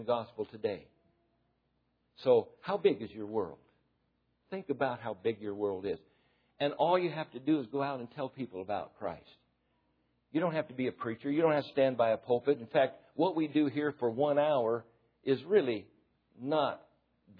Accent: United States; I'm an American

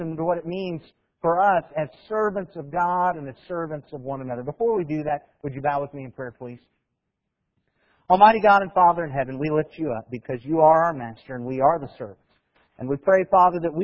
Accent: United States; We're American.

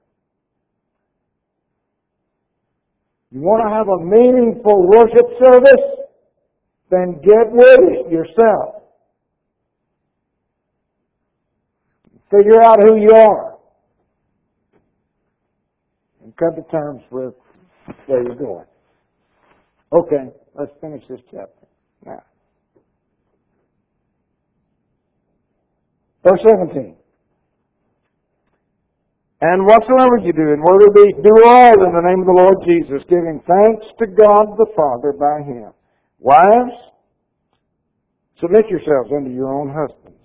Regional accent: Jacksonville, Florida, United States; I was raised in Jacksonville, Florida

